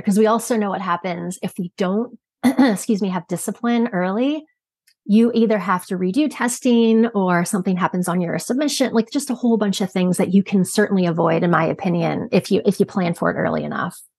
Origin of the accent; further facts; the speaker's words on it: Canada; moved away as an adult; also born or lived in Michigan, United States; I'm from Canada originally, and then went to pursue a Bachelor of Science when I was in Michigan.